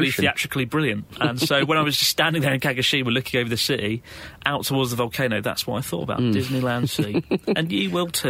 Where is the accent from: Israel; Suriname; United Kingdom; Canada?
United Kingdom; now in Japan; I come back for a few weeks every year just to remind myself that I'm British and that the UK's good.